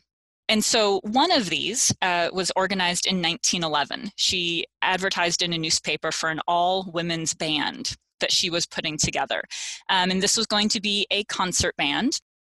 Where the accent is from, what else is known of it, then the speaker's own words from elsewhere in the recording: Texas, United States; also born or lived in New Jersey / Maine / Arizona; now in Maryville, United States; I am not from Missouri. I am from Texas. I've lived in New Jersey and Maine and Arizona, all over the place.